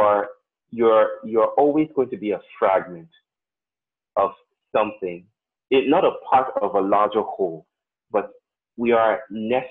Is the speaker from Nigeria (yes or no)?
yes; Nigeria; I grew up in Nigeria, most of the time in Nigeria